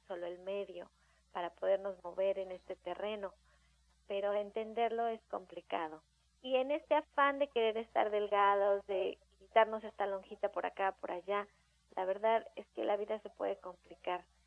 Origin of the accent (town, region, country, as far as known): Mexico